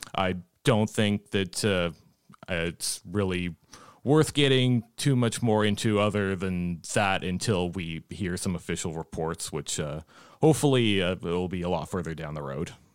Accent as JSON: {"language": "English", "town": "Ottawa", "region": "Ontario", "country": "Canada", "tie": "born or raised there", "moved": "yes", "said": "originally I'm from Ottawa. I grew up watching the Sens."}